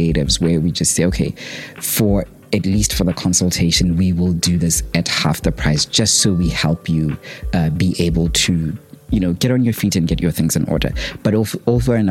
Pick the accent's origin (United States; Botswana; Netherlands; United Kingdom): Botswana; from Botswana